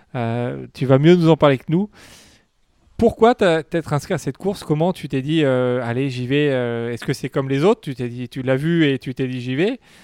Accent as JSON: {"language": "French", "country": "France", "said": "chez nous en France"}